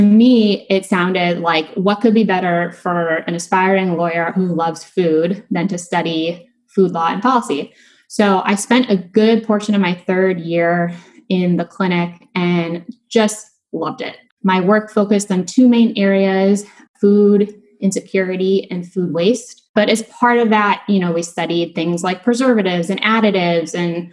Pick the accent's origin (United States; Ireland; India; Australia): United States; outside of Chicago, Illinois; I grew up outside of Chicago, which is where I live now